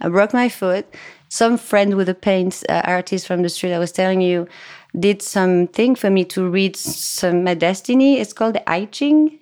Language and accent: English; France; English is a second language; moved away; I was born and raised in France. That's why my English is gonna be a little funny.